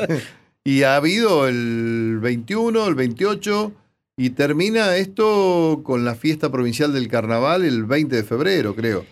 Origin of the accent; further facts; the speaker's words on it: 25 de Mayo, Buenos Aires Province, Argentina; el corso de mi pueblo